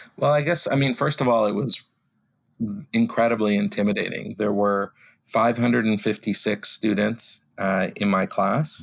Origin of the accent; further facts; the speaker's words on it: Vancouver, British Columbia, Canada; moved away as an adult; also born or lived in United States / Toronto; now in Ottawa, Canada; I grew up in Vancouver